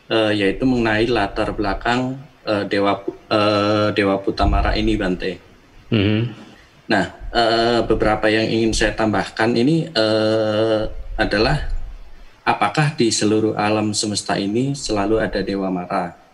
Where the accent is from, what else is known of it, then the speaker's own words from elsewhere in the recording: Jakarta, Indonesia; dari Jakarta.